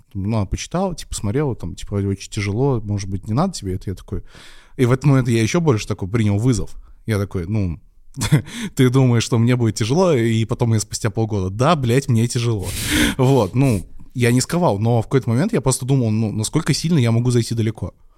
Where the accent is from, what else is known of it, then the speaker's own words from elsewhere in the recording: Penza, Penza Oblast, Russia; moved away as an adult; я из Пензы. Это не очень большой город. Э, там, в принципе, можно учиться в двух или трех вузах даже. И, в принципе, я мог спокойно жить